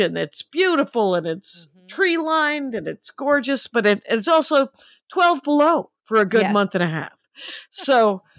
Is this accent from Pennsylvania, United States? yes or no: no; Wisconsin, United States; because I'm from Wisconsin